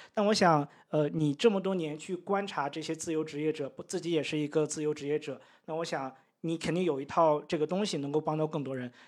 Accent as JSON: {"language": "Chinese", "town": "Daqing", "region": "Heilongjiang", "country": "China", "tie": "born or raised there", "also_born_or_lived": "Beijing", "moved": "as an adult", "lives_now": "Chiang Mai, Thailand", "said": "我们老家是在，呃，黑龙江省 呃，大庆"}